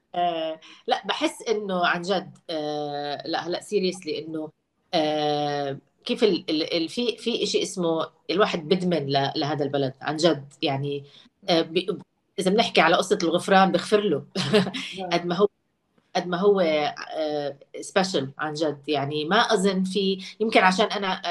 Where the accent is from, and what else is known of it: Jordan; moved away